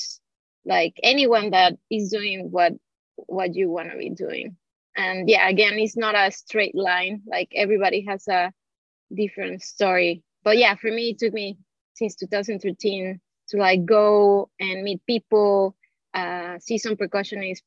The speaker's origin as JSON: {"language": "English", "region": "Mexico City", "country": "Mexico", "moved": "as an adult", "lives_now": "New York City, United States", "said": "I'm from Mexico City."}